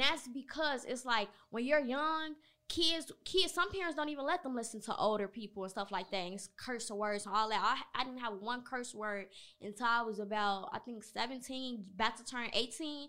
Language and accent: English; Chicago, Illinois, United States; I'm from Chicago